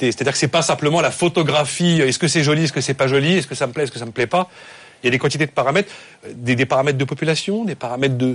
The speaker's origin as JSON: {"language": "French", "town": "Paris", "region": "Île-de-France", "country": "France", "said": "moi je suis parisien"}